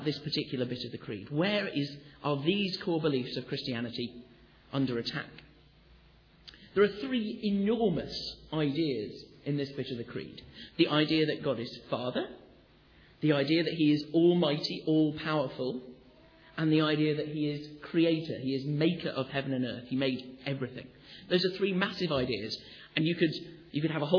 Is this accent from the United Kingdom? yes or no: yes; Sheffield, Yorkshire and the Humber, United Kingdom; I come from Sheffield